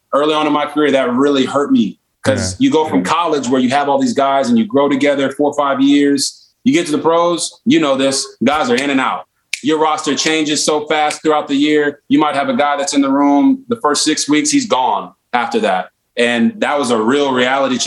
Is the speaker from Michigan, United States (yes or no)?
no; Texas, United States; I grew up in Texas